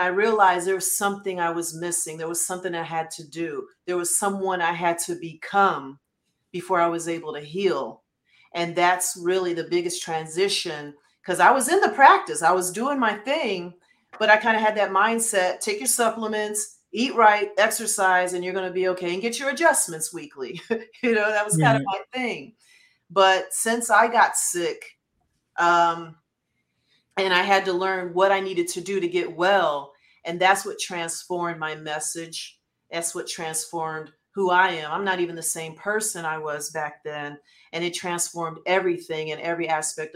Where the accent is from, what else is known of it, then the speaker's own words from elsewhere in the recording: Detroit, Michigan, United States; I'm from Detroit